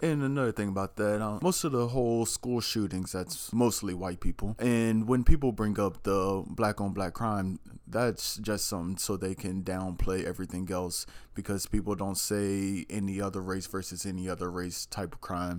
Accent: Maryland, United States; moved away as an adult; also born or lived in Kansas; now in Wichita, United States; I'm originally from Maryland

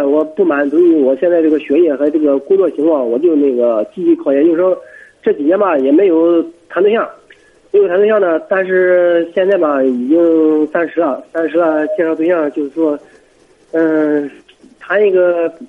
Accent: Jinan, Shandong, China; 我是济南的。

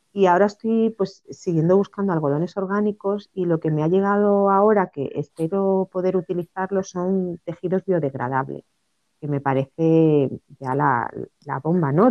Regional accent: Cáceres, Extremadura, Spain; yo nací en, en Cáceres, en Extremadura y, desde pequeña pues em, vi a mi madre siempre coser

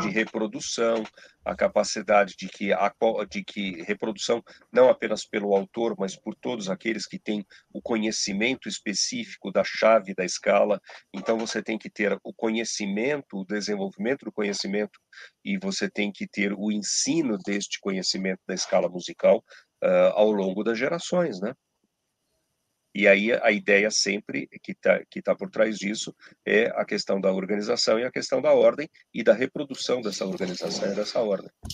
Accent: Brazil; nós somos brasileiros

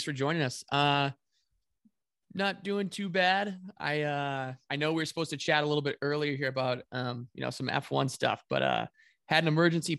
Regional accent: Michigan, United States; my home state of Michigan

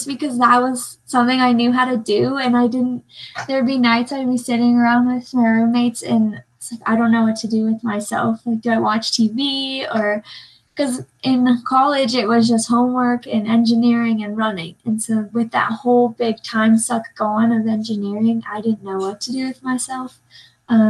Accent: Salt Lake City, Utah, United States; I'm from Salt Lake

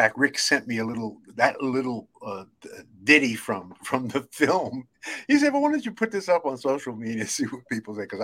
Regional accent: New York City, New York, United States; growing up in Brooklyn, New York

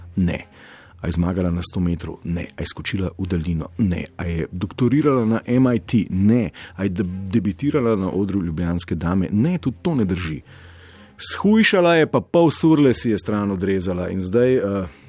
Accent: Slovenia

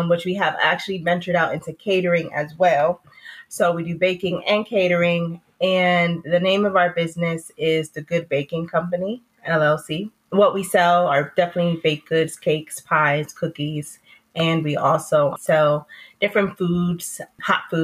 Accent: Norwalk, Connecticut, United States; moved away as an adult; now in Mebane, United States; I'm originally from Connecticut

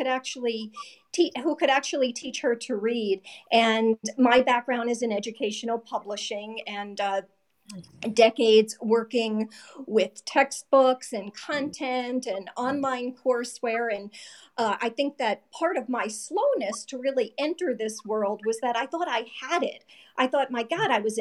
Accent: New Jersey, United States; I'm from New Jersey

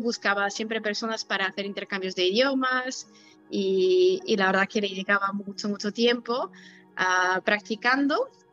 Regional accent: Italy; first language Polish and Italian; Spanish is a second language; now in Kraków, Poland; nací en Italia

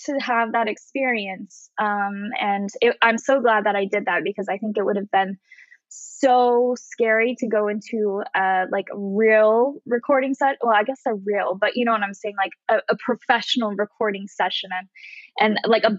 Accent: Utah, United States; moved away as an adult; I grew up in Utah and I lived there until I graduated high school.

